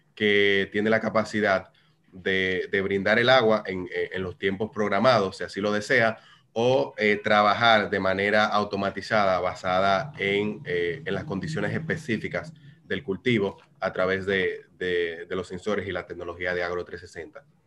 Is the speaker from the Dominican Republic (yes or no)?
yes; Dominican Republic; como dominicanos